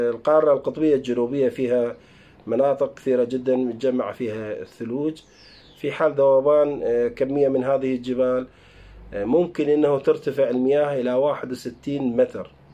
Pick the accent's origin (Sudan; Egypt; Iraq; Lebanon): Iraq; احنا عندنا بالعراق